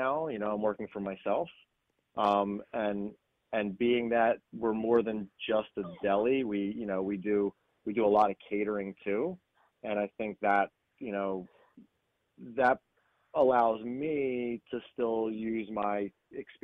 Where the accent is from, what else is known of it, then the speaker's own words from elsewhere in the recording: Langhorne, Pennsylvania, United States; moved away as an adult; now in Mount Laurel, United States; I was Lower Bucks. Yeah. I grew up in Langhorne.